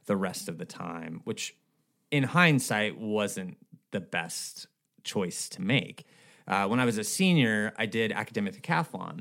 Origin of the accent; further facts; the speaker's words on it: Escondido, California, United States; also born or lived in Minnesota / Bay Area / Huntington Beach; I was born in Minnesota, but grew up in Southern California